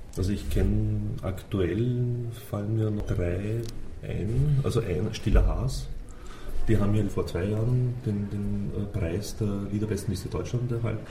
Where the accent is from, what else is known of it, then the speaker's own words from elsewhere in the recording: Austria; bei uns in Österreich